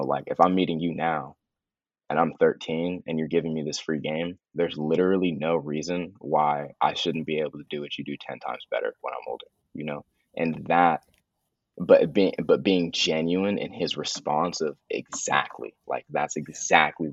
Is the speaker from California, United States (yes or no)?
yes; the Bay Area, California, United States; growing up in the Bay